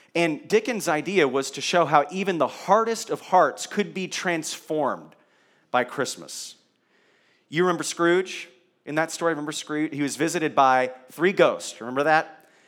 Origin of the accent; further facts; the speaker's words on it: Kentucky, United States; I was born in Kentucky